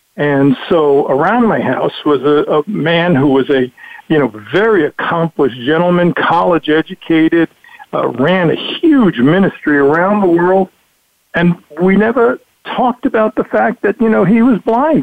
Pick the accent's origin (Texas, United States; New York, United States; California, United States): New York, United States; New York City; I'm from Brooklyn